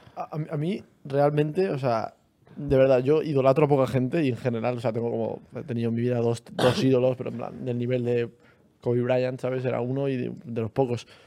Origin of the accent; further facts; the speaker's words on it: Almería, Andalusia, Spain; los dos hemos estudiado en un instituto que se llama El Alborán